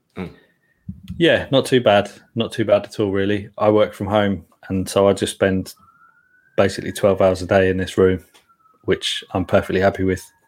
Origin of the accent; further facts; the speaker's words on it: London, United Kingdom; I grew up in Dalston.